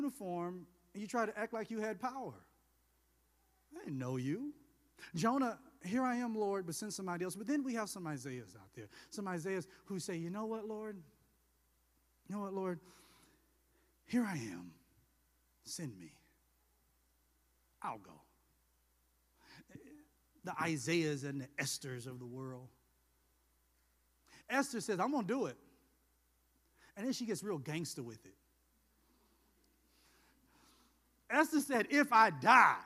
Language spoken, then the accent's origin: English; the South, United States; I'm from the South